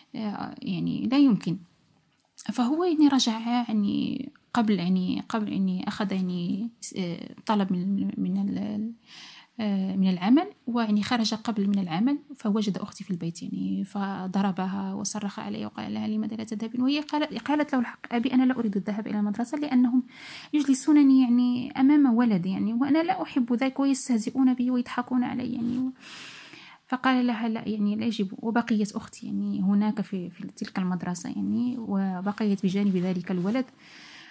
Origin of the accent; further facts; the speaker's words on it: Morocco; moved away; also born or lived in Italy; كمغاربة لأن أكثر إحنا نحن أكثر جالية هناك في إيطاليا